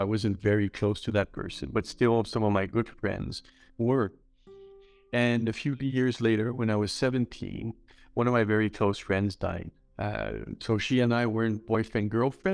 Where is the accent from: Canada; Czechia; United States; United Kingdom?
Canada; Montreal, Quebec; moved away as an adult; also born or lived in India; now in Düsseldorf, Germany; I'm originally from Montreal, Canada